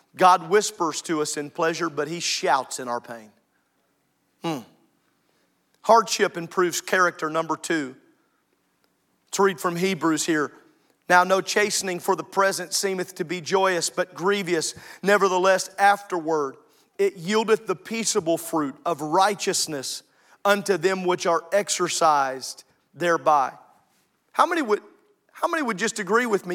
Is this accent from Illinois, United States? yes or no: yes; Illinois, United States; moved away; I grew up in Illinois